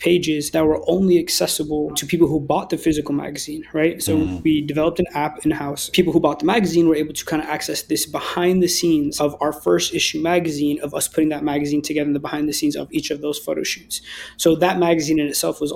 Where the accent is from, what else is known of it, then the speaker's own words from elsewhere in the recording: Berkeley, California, United States; being from the Bay Area myself, you know, growing up in Berkeley